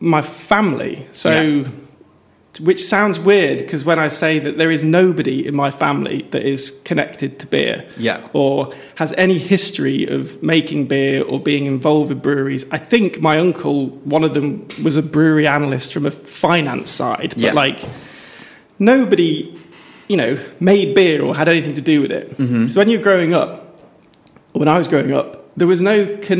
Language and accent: English; Chester, North West England, United Kingdom; also born or lived in London / Manchester; I grew up around Cheshire.